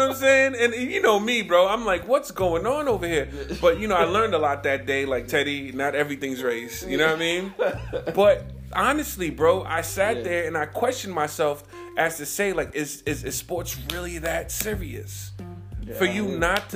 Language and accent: English; New York City, New York, United States; moved away; I'm from New York City